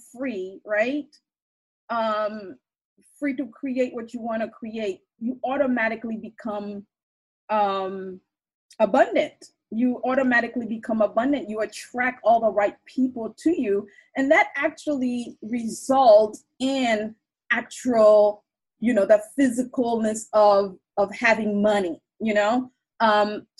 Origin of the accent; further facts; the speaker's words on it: Haiti; I'm from Haiti